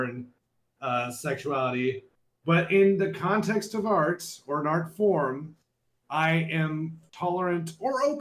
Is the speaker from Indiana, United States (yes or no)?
no; South Texas, United States; I'm from South Texas, so I've befriended a lot of Hispanic janitors